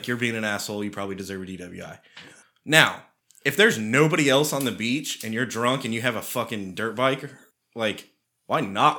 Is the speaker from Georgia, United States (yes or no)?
no; Texas, United States; we're from Texas.